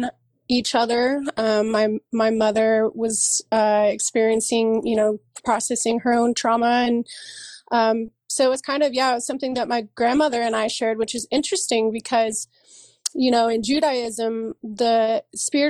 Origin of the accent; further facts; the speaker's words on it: San Diego, California, United States; moved away as an adult; also born or lived in Los Angeles / Santa Cruz / Oakland; now in Oregon, United States; I grew up in San Diego